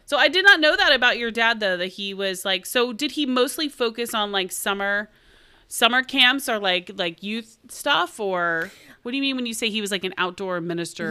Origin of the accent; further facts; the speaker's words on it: Oklahoma, United States; we're from Oklahoma